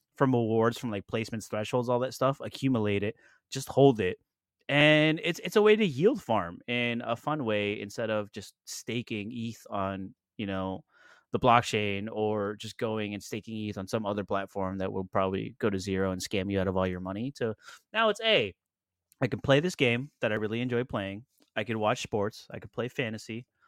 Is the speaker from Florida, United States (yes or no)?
yes; Florida, United States; we are from Florida